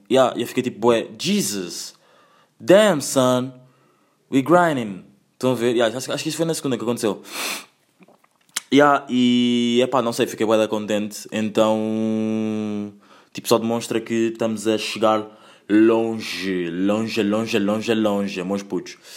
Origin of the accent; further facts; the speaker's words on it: Angola; born there; Eu também sou português, atenção, mas tipo, vá, eh, vocês, quem não, pronto, as pessoas não sabem, nasci em Angola, tenho nacionalidade portuguesa